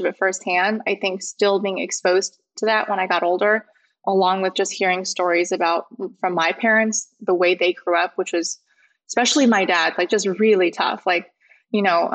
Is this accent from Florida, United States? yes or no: no; Overland Park, Kansas, United States; moved away; I grew up on the Kansas side, Kansas City in the suburbs